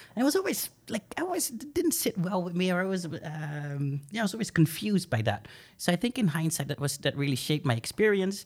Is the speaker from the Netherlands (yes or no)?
yes; Groningen, Netherlands; I was born and raised here in Groningen, um, but I come from an Indonesian family